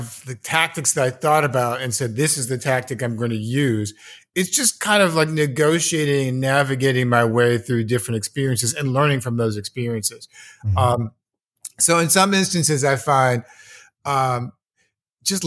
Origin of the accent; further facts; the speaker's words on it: United States; also born or lived in Los Angeles; as an American young capitalist in the 1980s